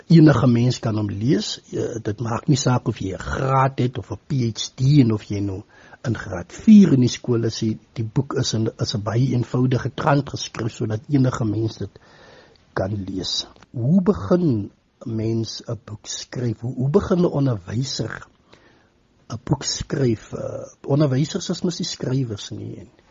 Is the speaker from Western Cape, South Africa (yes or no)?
yes; Paarl, Western Cape, South Africa; moved away as an adult; also born or lived in Stellenbosch; now in Postmasburg, South Africa; Ek is oorspronklik van die Wes-Kaap. Ek is gebore daar in die Parel omgewing.